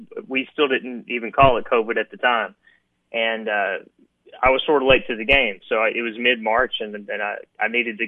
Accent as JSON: {"language": "English", "area": "Sumner County", "region": "Tennessee", "country": "United States", "tie": "born or raised there", "also_born_or_lived": "Eastern Kentucky", "said": "I come from Eastern Kentucky originally, and my parents are both musicians. They brought me down to Nashville. So I've lived in Tennessee since I was a little boy. Went to schools in Sumner County"}